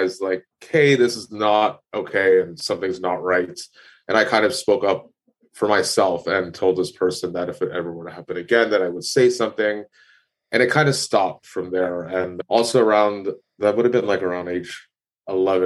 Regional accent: Toronto, Ontario, Canada; I was born and raised in Toronto, Ontario

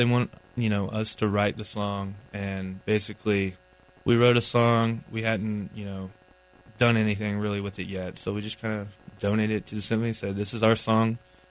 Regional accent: Asheville, North Carolina, United States; we're from Asheville, so we're one of the local bands that they chose

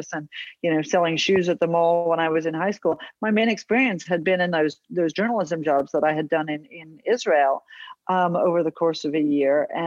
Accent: Australia; I was born in Australia

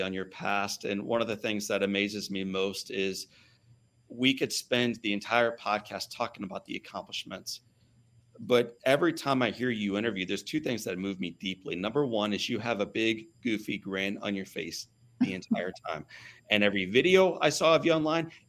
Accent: St. Louis, Missouri, United States; I'm from St. Louis, Missouri

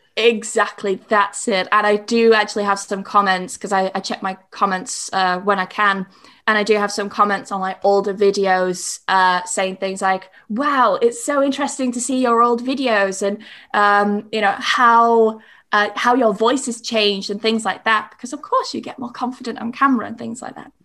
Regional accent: York / East Yorkshire, Yorkshire and the Humber, United Kingdom; accent: Yorkshire; moved away as an adult; also born or lived in Spain / Worthing / Brighton; now in Bristol, United Kingdom; I was born in York. I grew up in York until I was about eight. And then, um, we moved to this small town. And, uh, I was there until I was about nineteen

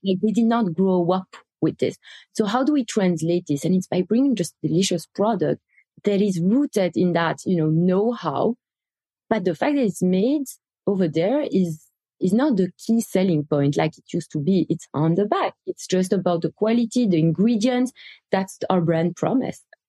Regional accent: Belgium; moved away as an adult; also born or lived in Israel; now in New York, United States; the waffles, the cookies that, that we grew up with in Belgium

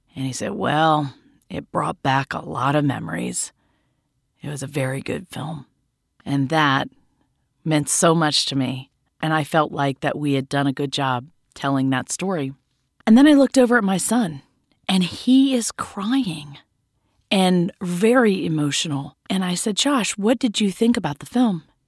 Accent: Laurel, Mississippi, United States; moved away; Laurel, Mississippi, which is my hometown.

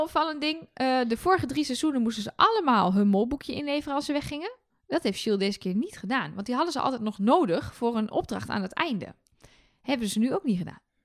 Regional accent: Twente, Overijssel, Netherlands; ik zeg bijvoorbeeld dat het raam los moet, want ik kom uit Twente

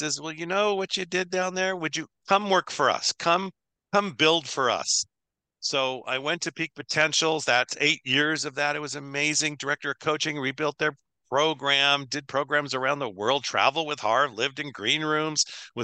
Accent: Los Angeles, California, United States; born and raised in LA, which I love growing up in Los Angeles

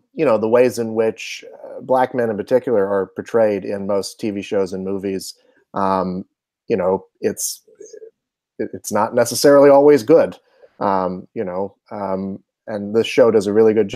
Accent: Charlotte, North Carolina, United States; I'm from Charlotte, North Carolina

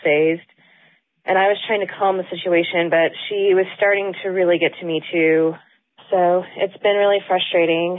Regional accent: Charlotte, North Carolina, United States; I'm from Charlotte

